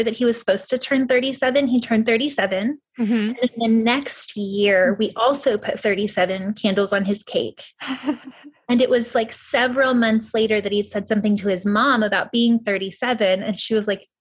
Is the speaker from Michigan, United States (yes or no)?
no; Waco, Texas, United States; I was born and raised in Waco, and that's where I am raising my children. That's Waco, Texas, which is in Central Texas